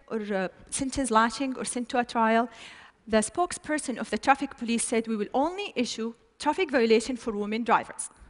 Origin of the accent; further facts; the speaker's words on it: Saudi Arabia; But in my home country, it was totally different picture.